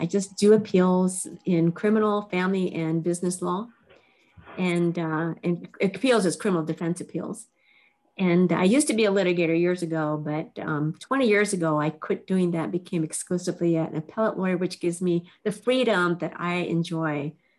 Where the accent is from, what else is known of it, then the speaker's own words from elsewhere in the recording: Japan; born there; I started out as half Japanese, and I was born in Japan. And my father was a Caucasian. My mother was Japanese. And I lived with my grandmother my first 5 years.